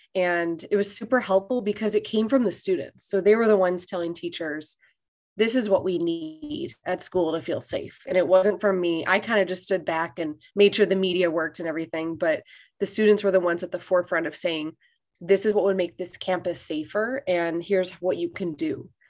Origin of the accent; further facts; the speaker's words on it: Chicago, Illinois, United States; moved away as an adult; now in Bangkok, Thailand; I'm originally from Chicago, Illinois, which is where I am right now because I'm here on summer break